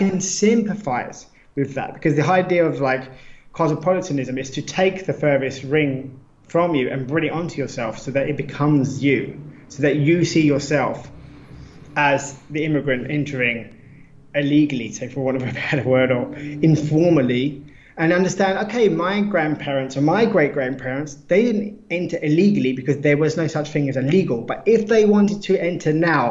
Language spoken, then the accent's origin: English; United Kingdom; now in Lisbon, Portugal; being British